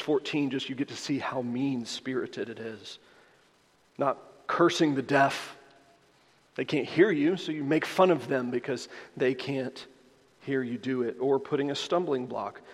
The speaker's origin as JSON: {"language": "English", "region": "the American South", "country": "United States", "said": "I am a Southerner"}